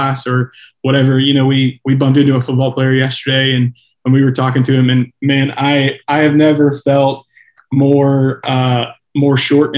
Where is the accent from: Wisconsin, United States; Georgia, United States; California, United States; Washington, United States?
Georgia, United States; Columbus; I'm from Columbus